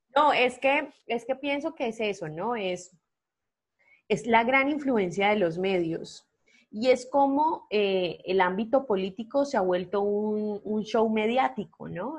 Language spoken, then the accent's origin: Spanish; Colombia; lo que somos nosotros como nación, lo que somos nosotros como colombianos